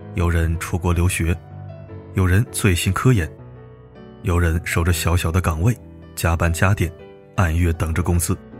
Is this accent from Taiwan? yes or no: no; northern China, China; 我是北方人，在南方上大学